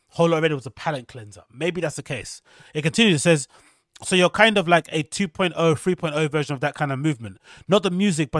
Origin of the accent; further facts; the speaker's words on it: Atlanta, Georgia, United States; I'm just a product of my environment. I'm from Atlanta and I love Atlanta. This is me.